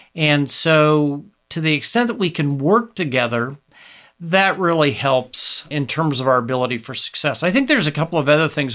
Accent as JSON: {"language": "English", "region": "Nebraska", "country": "United States", "tie": "born or raised there", "said": "my home state of Nebraska"}